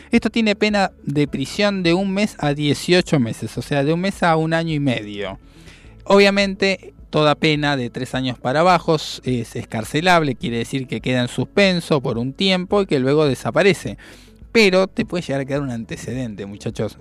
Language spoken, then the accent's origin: Spanish; Argentina; soñamos como argentinos